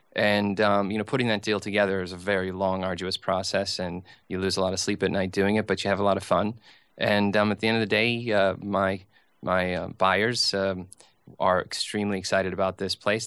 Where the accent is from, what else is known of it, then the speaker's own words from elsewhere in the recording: St. Cloud, Minnesota, United States; now in New York, United States; I grew up in a place called Saint Cloud, Minnesota